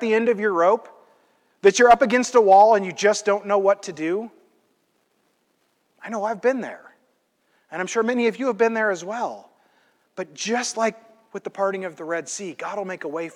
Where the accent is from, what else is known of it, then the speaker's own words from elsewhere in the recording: Midwest, United States; I'm from the Midwest